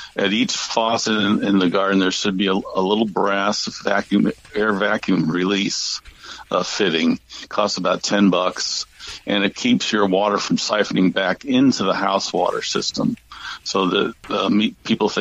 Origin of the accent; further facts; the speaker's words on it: St. Louis, Missouri, United States; I grew up in St. Louis, Missouri